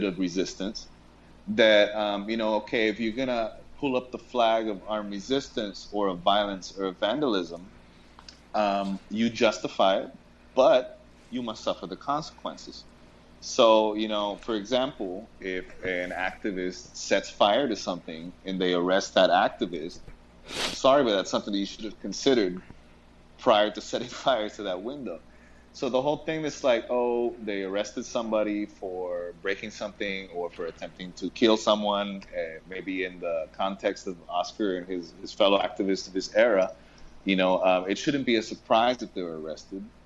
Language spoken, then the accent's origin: English; United States; moved away as an adult; now in Puerto Rico; a Puerto Rican who grew up in the States